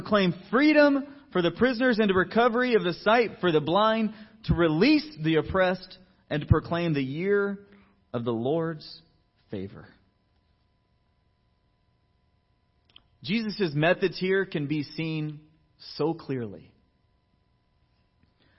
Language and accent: English; Georgia, United States; moved away as an adult; I was brought up in Georgia. I went to high school and college out there